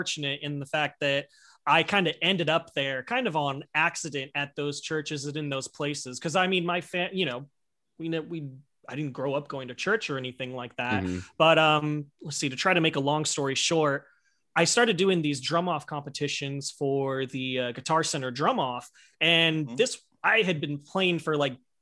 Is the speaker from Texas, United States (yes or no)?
no; Central Valley, California, United States; also born or lived in Oakland, California / Hayward, California; my family moved into the Central Valley, kind of the Modesto, Stockton, Tracy, Manteca area